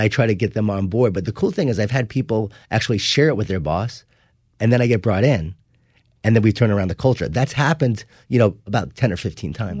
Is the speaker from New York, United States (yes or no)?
yes; Long Island, New York, United States; I grew up in Long Island, New York